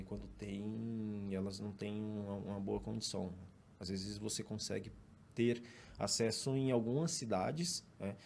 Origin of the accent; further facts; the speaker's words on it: Fortaleza, Ceará, Brazil; Eu sou natural de Fortaleza